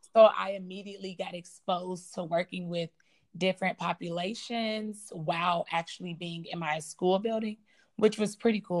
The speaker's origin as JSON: {"language": "English", "town": "Chicago", "region": "Illinois", "country": "United States", "said": "I'm from the South Side of Chicago"}